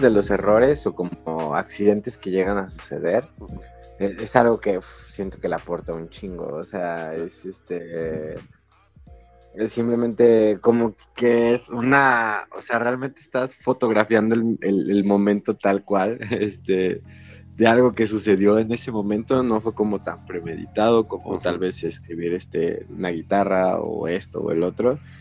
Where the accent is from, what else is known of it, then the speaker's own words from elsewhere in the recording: Zamora, Michoacán, Mexico; moved away as an adult; also born or lived in Morelia; now in Mexico City, Mexico; yo soy originario de Zamora, Michoacán